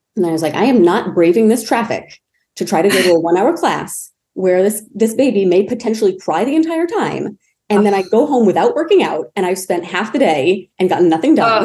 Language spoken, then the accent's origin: English; Maine, United States; I grew up in Maine. So the winters were very cold